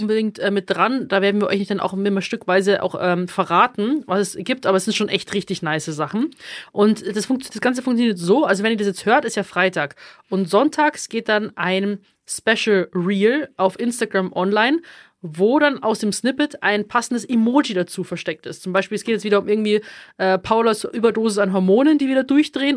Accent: Bavaria, Germany; accent: Bavarian; ich auch immer mehr anfange, bayerisch zu reden, also ich merke, ich rede dann auch immer mehr Dialekt

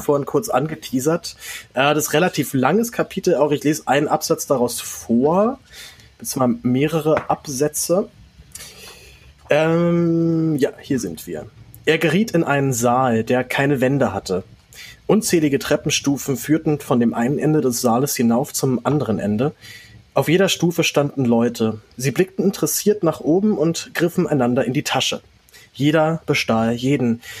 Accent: Berlin, Germany; dass ich in Berlin geboren bin

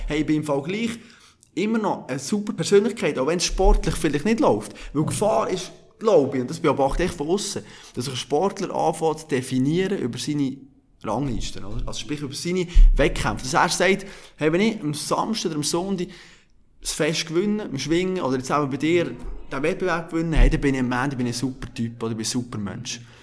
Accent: Bern, Switzerland; Ich als Berner

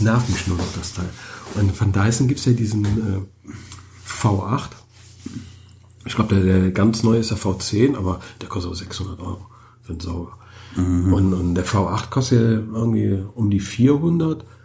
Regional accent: Germany; bei uns in Deutschland

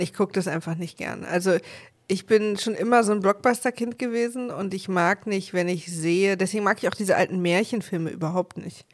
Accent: East Germany, Germany; ich als Ossi

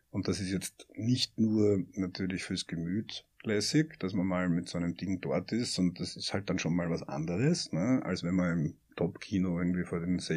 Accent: Austria; Und das ist aber das, was uns ja als Österreicher am meisten interessieren

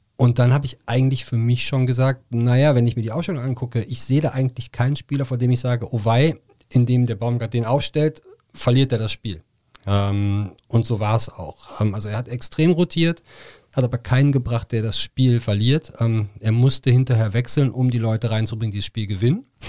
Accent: Cologne, North Rhine-Westphalia, Germany; als gebürtiger Kölner, der sehr lange den ersten FC Köln verfolgt

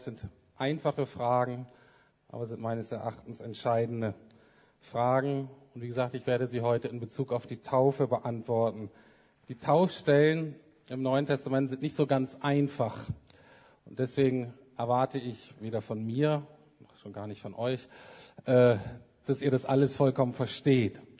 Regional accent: Bremen, Germany; moved away as an adult; also born or lived in Heidelberg / England; ich bin in Bremen aufgewachsen, viertes von fünf Kindern

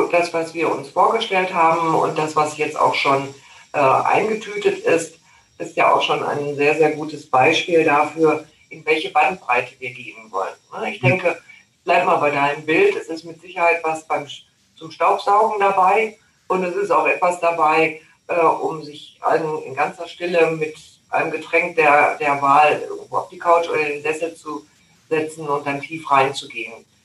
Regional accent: North Rhine-Westphalia, Germany; Du, also ich bin ja in Nordrhein-Westfalen groß geworden, da kenne ich auch mal

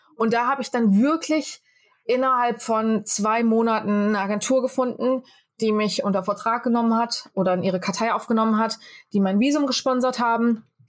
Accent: Fulda, Hesse, Germany; moved away as an adult; also born or lived in Rome / Wiesbaden / Los Angeles; now in Mumbai, India; Ich bin in Fulda geboren, bin in Pronzell aufgewachsen

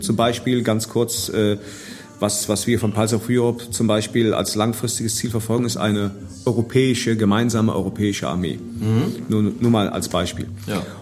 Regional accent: Idar-Oberstein, Rhineland-Palatinate, Germany; also born or lived in Koblenz; now in Vallendar, Germany; Also ich komme ja ganz gebürtig aus Ida Oberstein, lebe aber jetzt seit äh, 30 Jahren in Koblenz beziehungsweise in Fallender.

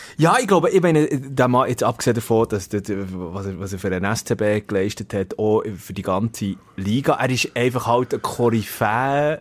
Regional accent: Switzerland; als Schweizer

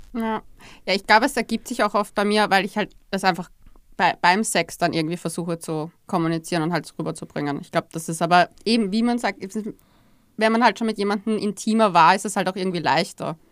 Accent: Austria; bei uns in Österreich

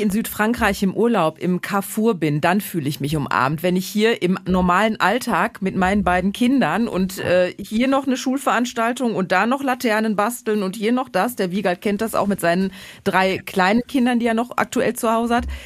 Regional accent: Ruhr area and Münsterland, North Rhine-Westphalia, Germany; Also ich bin halb im Ruhrgebiet, halb im Münsterland aufgewachsen

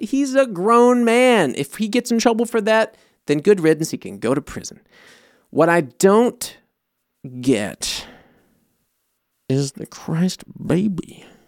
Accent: United States; now in Germany; I'm American

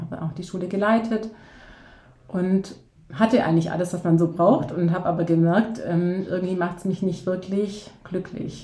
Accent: near Ulm, Baden-Württemberg, Germany; ich komme aus der Nähe von Ulm.

